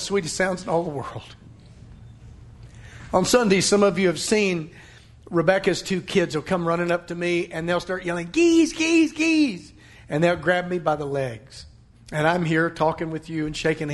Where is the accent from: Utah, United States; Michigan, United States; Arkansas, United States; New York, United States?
Arkansas, United States; Western; moved away; I'm from Western Arkansas. My family's still over there